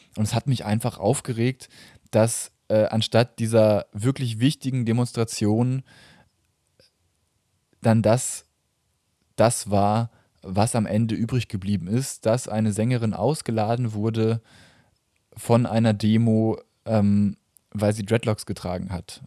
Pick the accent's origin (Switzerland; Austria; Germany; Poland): Germany; ich jetzt als Deutscher